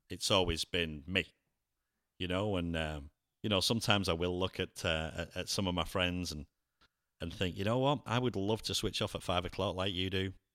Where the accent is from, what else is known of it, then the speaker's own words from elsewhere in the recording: England, United Kingdom; also born or lived in Cleveland, Ohio; now in Lakeland, United States; I'm English